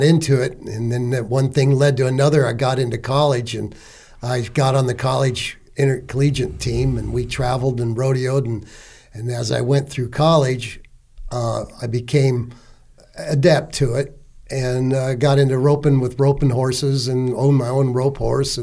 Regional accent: Los Angeles, California, United States; also born or lived in Gallatin, Tennessee; now in Tennessee, United States; I was born in East LA in the barrio.

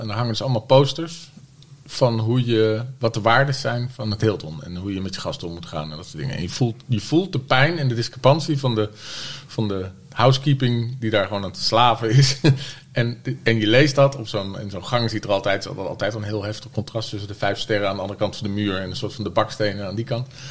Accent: The Hague, South Holland, Netherlands; moved away as an adult; also born or lived in Utrecht; Ik kom uit Den Haag

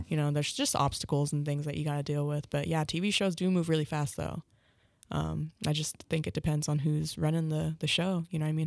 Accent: Tahlequah, Oklahoma, United States; Tahlequah in my hometown

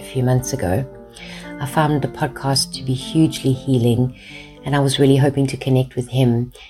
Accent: Cape Town, Western Cape, South Africa; I'm from Cape Town, South Africa.

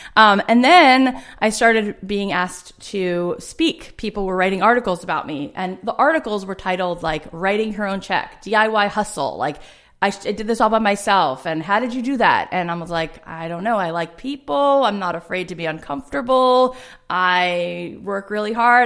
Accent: South Florida, United States; now in Los Angeles, United States; I grew up in South Florida, um, in a suburb

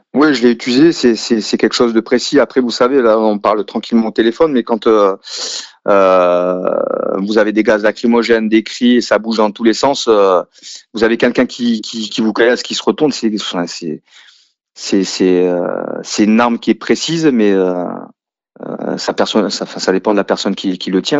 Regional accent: a village in the south of France, France; J'ai grandi dans un village typique du sud de la France

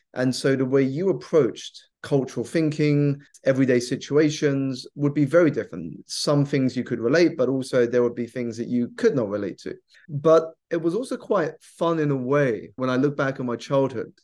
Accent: South East England, United Kingdom; I grew up here in the U K. I was born in the southeast of England, so around ninety minutes by train away from London

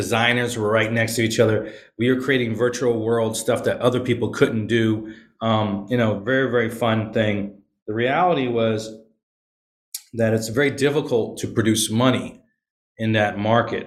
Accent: Virginia, United States; also born or lived in Okinawa, Japan / Philippines / California / Florida; now in Atlanta, United States; I grew up in Virginia, but I've been all around the world. I'm in Atlanta now.

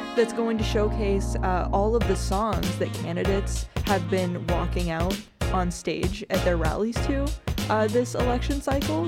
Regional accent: North Dakota, United States; as a Midwesterner and a North Dakotan

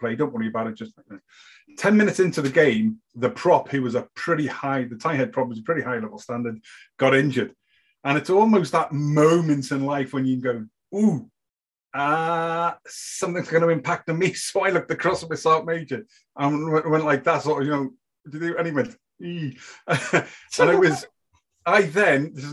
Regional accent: the Wirral, near Liverpool, North West England, United Kingdom; moved away as an adult; also born or lived in Ireland; now in Gorey, Ireland; I was born in the UK, near Liverpool, a place called the Wirral

